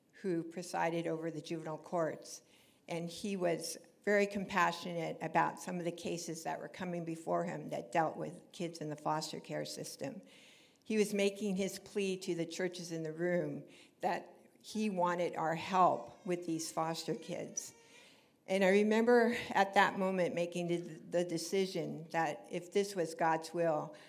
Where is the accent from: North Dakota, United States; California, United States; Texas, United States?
California, United States; Orange County; moved away as an adult; I grew up here in Orange County